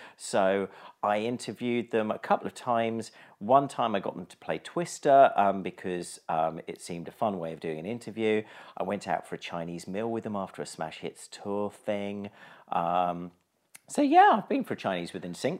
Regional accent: East Sussex, South East England, United Kingdom; I grew up in East Sussex

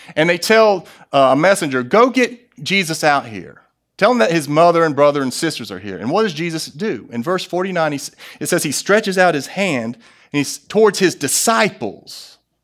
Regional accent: United States; as an American

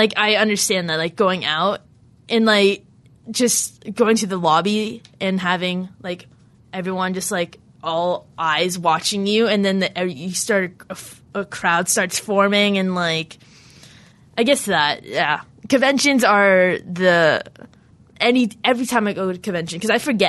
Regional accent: Ottawa, Ontario, Canada; in Ottawa, my hometown

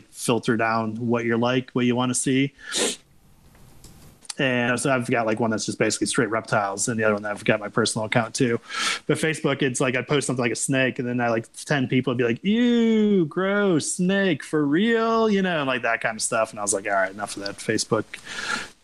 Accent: Wisconsin, United States; I'm from Wisconsin.

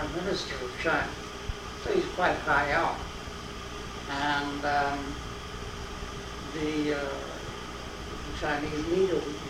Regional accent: London, United Kingdom; first language English; moved away; also born or lived in West Indies; I was born actually in the West Indies, and then at the age of 4, I went to England, and I got my main education at London University

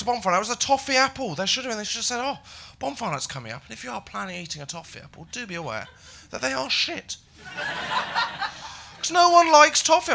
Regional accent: Haytor Vale, South West England, United Kingdom; moved away; I grew up in Devon. I grew up in a small village.

